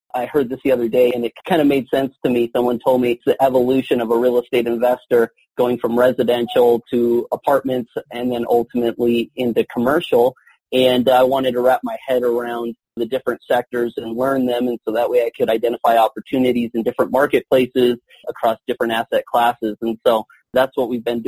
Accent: Southern California, United States; moved away as an adult; also born or lived in Mexico / Cedar City, Utah; now in Colorado Springs, United States; I'm officially a Colorado Springs resident and originally from Southern California. I was born in Mexico

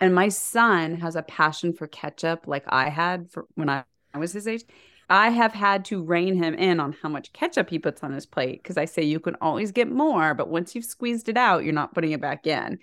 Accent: Nebraska, United States; we were raised in Nebraska.

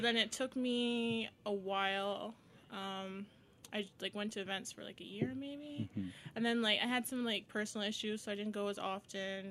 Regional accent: Barbados; moved away as an adult; also born or lived in Windsor, Canada; now in Toronto, Canada; I'm from Barbados

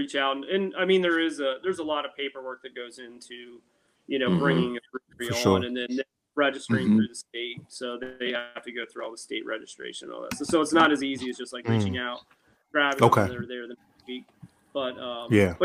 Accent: Eastern Shore, Delmarva Peninsula, United States; I'm from the Eastern Shore, so this, you know, lower Delaware, Maryland part.

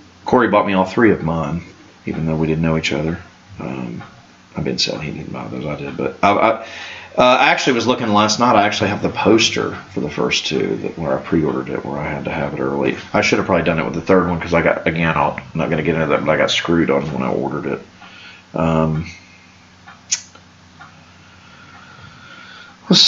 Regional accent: Canada; I'm Canadian. I also live in North America

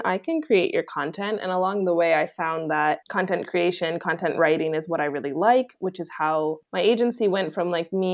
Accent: Vancouver, British Columbia, Canada; moved away as an adult; also born or lived in Australia / Mexico; I'm from Vancouver in Canada

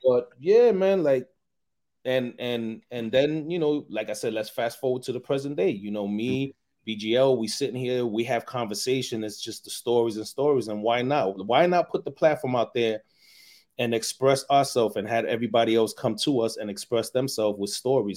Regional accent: New York City, New York, United States; growing up in the Bronx.

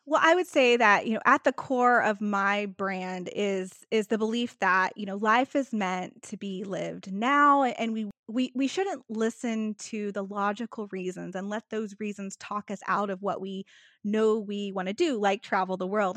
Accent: Texas, United States; I'm a Texan who went to Alaska in the winter

